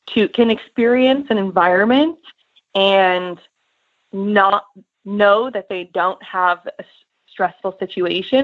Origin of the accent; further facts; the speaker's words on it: Northeast, United States; now in Lexington, United States; I grew up in the Northeast